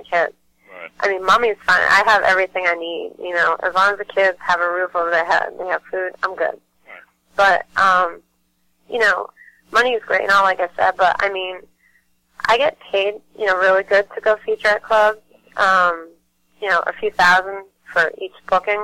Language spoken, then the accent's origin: English; Massachusetts, United States; I'm from Mass